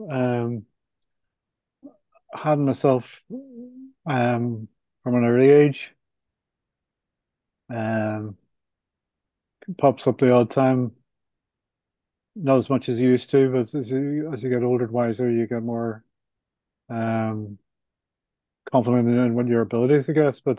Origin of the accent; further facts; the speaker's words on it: Ireland; I'm Irish, so I like to have a couple of pints at the end of the week